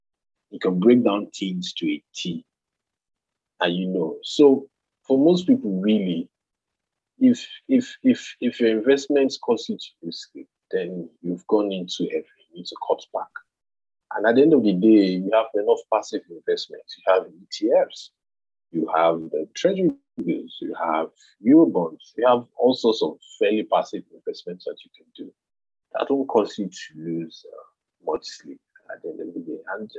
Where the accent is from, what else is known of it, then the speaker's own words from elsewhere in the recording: Nigeria; You need to brace up for that as a Nigerian.